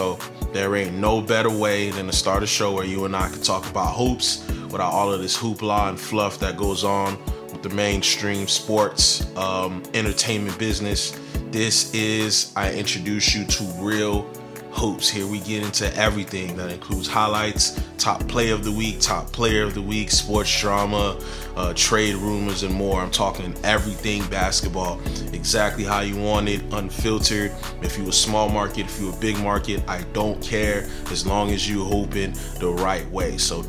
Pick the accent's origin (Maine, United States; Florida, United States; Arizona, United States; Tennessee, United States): Florida, United States; Broward County; I'm from Broward County, Florida.